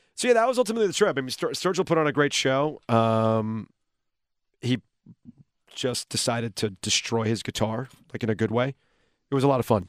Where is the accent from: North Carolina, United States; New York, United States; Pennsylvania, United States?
North Carolina, United States; Raleigh; we're from Raleigh